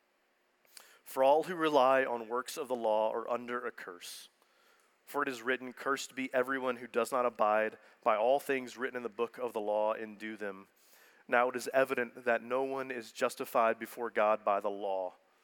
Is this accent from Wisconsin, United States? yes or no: no; Houston, Texas, United States; I'm from Houston. So as a good Houstonian, I was born and bred to hate all things Dallas